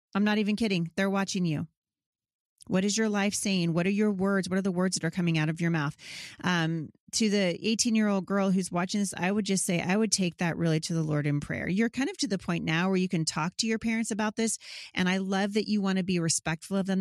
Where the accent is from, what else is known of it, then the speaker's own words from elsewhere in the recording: Vancouver, Washington, United States; here in, uh, my hometown. of Vancouver, Washington